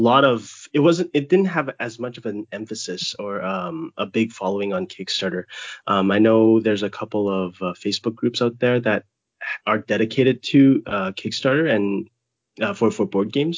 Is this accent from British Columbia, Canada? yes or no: yes; Vancouver, British Columbia, Canada; moved away as an adult; now in Hong Kong; I'm located in Hong Kong, but I spent around 25-6 years of my life in Vancouver, so pretty much full Canadian almost.